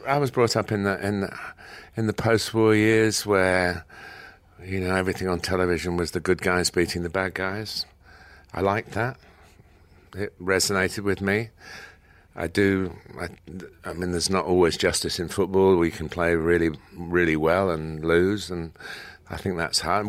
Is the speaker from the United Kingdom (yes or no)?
yes; Chester, North West England, United Kingdom; I was born in Chester